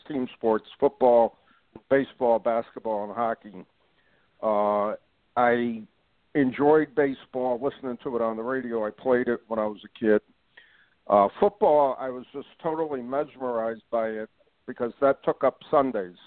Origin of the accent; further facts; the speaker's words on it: North Branford, Connecticut, United States; I grew up in North Branford, Connecticut